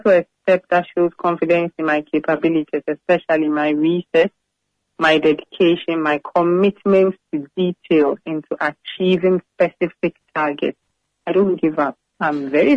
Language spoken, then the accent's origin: English; Central Region, Ghana; moved away; I'm from the central region